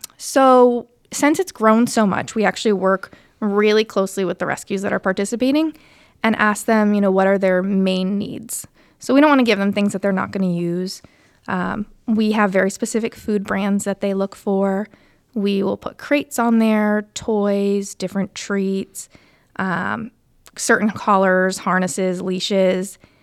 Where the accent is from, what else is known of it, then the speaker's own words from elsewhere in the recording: Connecticut, United States; moved away as an adult; also born or lived in Providence; now in Warwick, United States; I'm originally from Connecticut